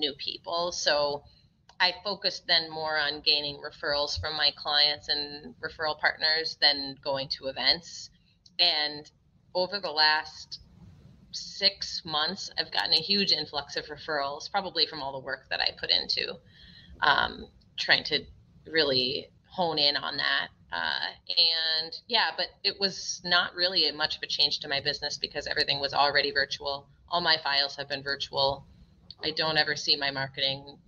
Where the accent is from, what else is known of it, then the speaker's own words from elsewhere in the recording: Minnesota, United States; also born or lived in Massachusetts; I was born in Massachusetts, although I grew up in Minnesota